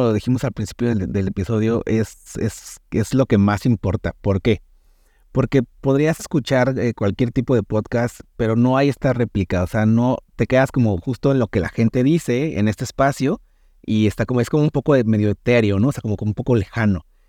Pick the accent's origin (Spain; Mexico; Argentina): Mexico; soy el único mexicano que está dentro de esos, del equipo